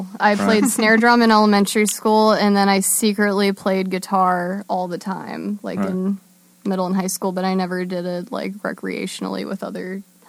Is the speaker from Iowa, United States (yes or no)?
no; Maryland, United States; I'm from Maryland.